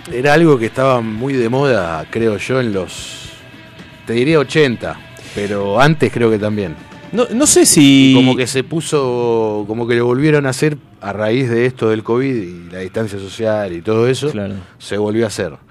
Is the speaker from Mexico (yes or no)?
no; Argentina; somos hijos de los 90, así que somos argentinos.